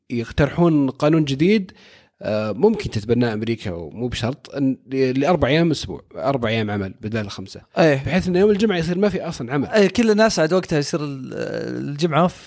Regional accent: Saudi Arabia

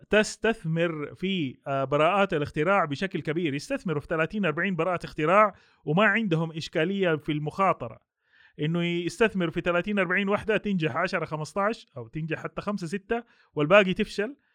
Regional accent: Saudi Arabia; ما عندنا في السعوديه عندنا المرحله الثالثه والرابعه معتمده

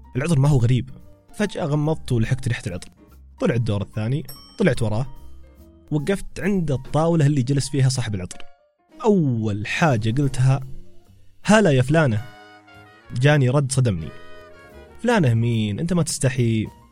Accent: Taif, Makkah Province, Saudi Arabia; كنت في كافي عندنا في الطائف اسمه ميرلو

